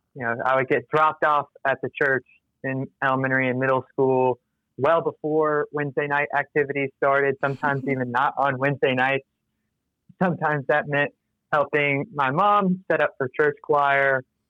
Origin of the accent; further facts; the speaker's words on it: Athens, Georgia, United States; growing up in Athens, Georgia